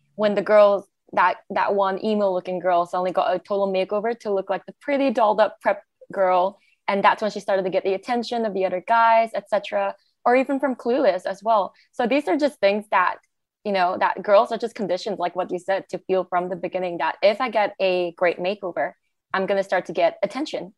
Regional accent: Malaysia; now in Australia; I'm from Malaysia. But even in Malaysia, growing up

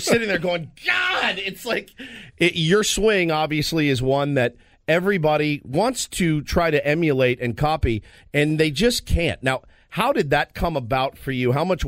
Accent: Dallas, Texas, United States; when I was a kid growing up in the Dallas area

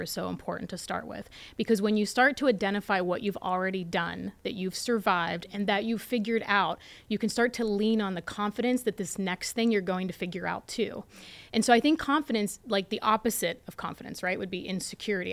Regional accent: Latrobe, Pennsylvania, United States; I pitched in front of a bunch of educated people at Saint Vincent College in my hometown

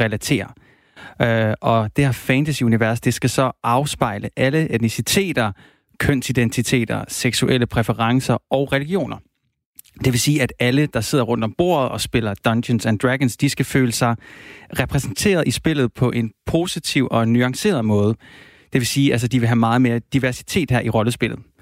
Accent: Silkeborg, Central Denmark Region, Denmark; jeg er opvokset i Silkeborg

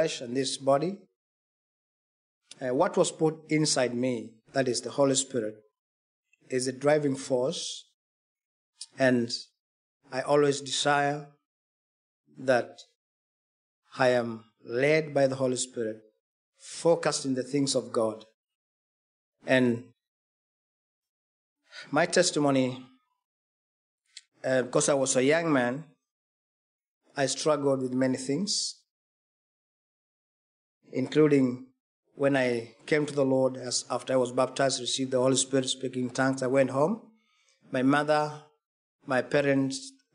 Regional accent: Kenya; I come from Kenya, eastern part of Africa

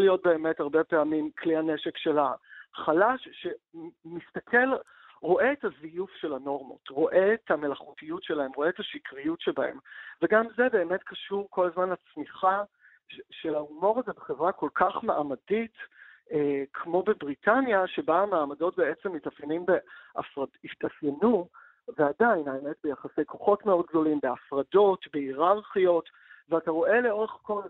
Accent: Israel

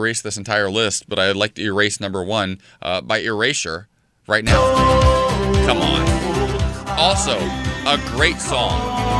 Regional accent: Ohio, United States; I'm from Ohio.

